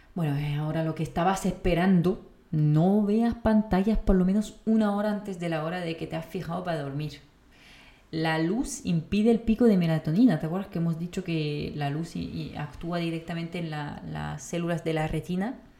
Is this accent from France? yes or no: yes; France; moved away; como francesa